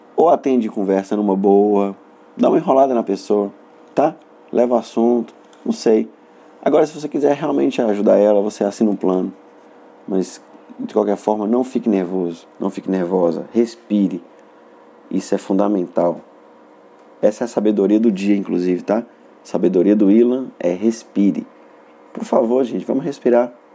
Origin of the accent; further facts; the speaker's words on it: Montes Claros, Minas Gerais, Brazil; accent: norte mineiro; eu deveria comentar a respeito do meu sotaque é porque eu sou norte mineiro do é, localizado na cidade de Montes Claros